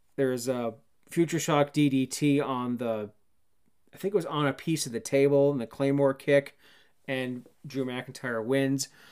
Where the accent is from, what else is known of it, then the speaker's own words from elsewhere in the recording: Cannington, Ontario, Canada; moved away; My hometown of Cannington, Ontario, Canada